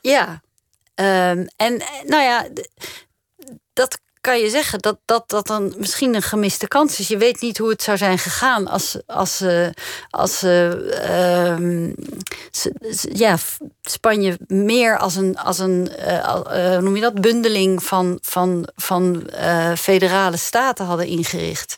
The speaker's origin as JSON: {"language": "Dutch", "country": "Netherlands"}